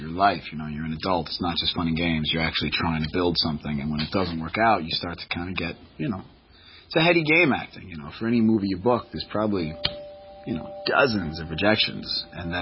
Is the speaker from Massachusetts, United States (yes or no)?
yes; Boston, Massachusetts, United States; moved away; also born or lived in Los Angeles; I'm from Boston.